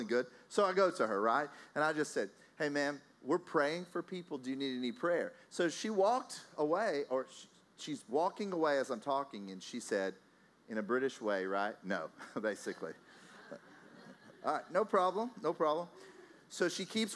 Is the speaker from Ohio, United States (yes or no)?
no; Texas, United States; now in Austria; I'm from Texas. I live in Austria